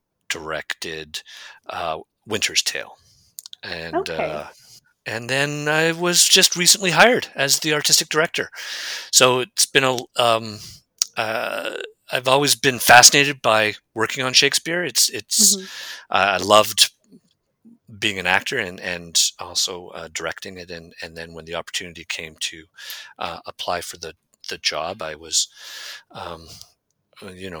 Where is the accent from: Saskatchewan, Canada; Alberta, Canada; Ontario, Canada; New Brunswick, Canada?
Alberta, Canada; Calgary; now in Edmonton, Canada; I grew up in Calgary and went to Mount Royal